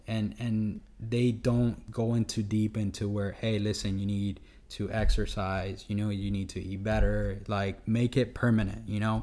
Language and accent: English; Honduras; we're from Honduras